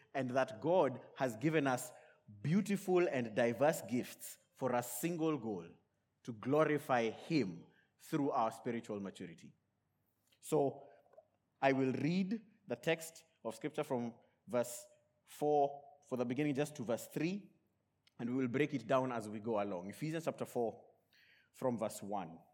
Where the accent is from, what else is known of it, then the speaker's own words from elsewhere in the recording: Kenya; born and raised in Kenya